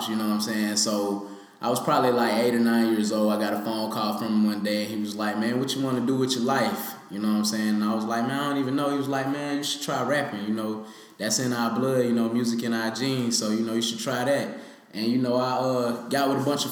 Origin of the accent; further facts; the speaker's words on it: Statesboro, Georgia, United States; moved away as an adult; now in Atlanta, United States; I'm actually from Statesboro, Georgia